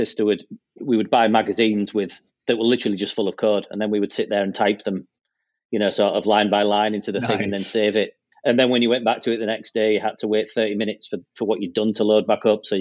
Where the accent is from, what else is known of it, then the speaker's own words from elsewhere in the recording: Pickering, Yorkshire and the Humber, United Kingdom; also born or lived in Hull, East Yorkshire; when I was 8, 9 years old, we moved to where I live now, which is a little market town in North Yorkshire called Pickering